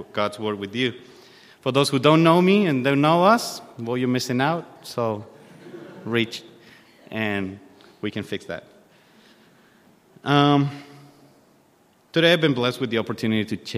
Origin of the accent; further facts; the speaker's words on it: Chile; moved away as an adult; now in Australia; I'm from Chile. We arrived to Australia with my family July 2021